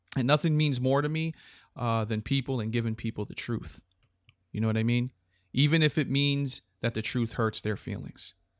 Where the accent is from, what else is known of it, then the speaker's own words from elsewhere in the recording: Hartford, Connecticut, United States; I was born on July 14th in Hartford, Connecticut.